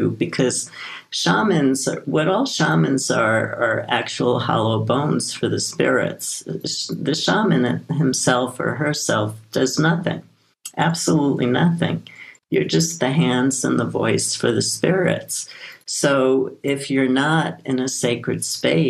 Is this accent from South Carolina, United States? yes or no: no; New York City, New York, United States; I grew up in Brooklyn, New York